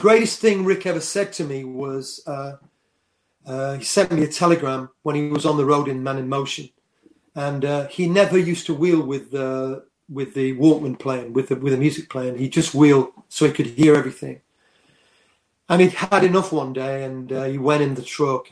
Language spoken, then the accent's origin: English; Worksop, East Midlands, United Kingdom; I'm from Worksop, a mining town. I left school at 15